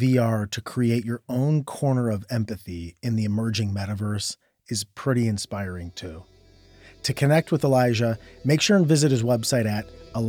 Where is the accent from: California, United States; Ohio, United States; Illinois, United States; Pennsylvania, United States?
Ohio, United States; Akron; a guy from my hometown, LeBron James